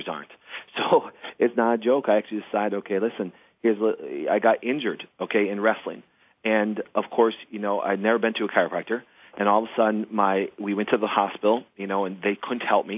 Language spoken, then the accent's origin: English; Crivitz, Wisconsin, United States; I grew up in Crivitz, Wisconsin. I grew up in a very small town of 900 people